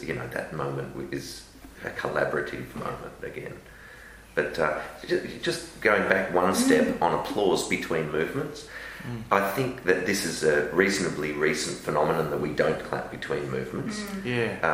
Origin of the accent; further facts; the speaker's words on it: Melbourne, Victoria, Australia; moved away; also born or lived in London; growing up in Melbourne